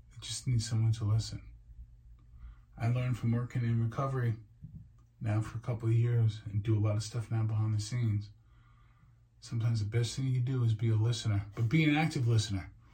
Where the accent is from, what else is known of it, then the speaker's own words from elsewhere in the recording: New York City, New York, United States; living and being a New Yorker